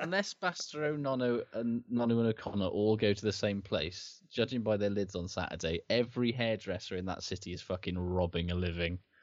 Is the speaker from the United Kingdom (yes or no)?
yes; Wales, United Kingdom; as a Welshman